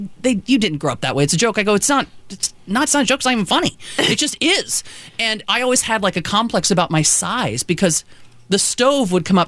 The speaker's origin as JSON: {"language": "English", "town": "Batesville", "region": "Indiana", "country": "United States", "tie": "born or raised there", "said": "I grew up in a really old house, too, in Indiana, southern Indiana."}